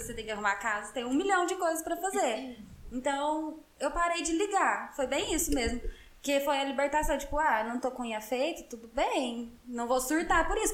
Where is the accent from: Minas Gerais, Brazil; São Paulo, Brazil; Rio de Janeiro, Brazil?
Minas Gerais, Brazil; Passos; moved away; eu sou de Passos, e lá é uma cidade de 100 mil habitantes, interior de Minas Gerais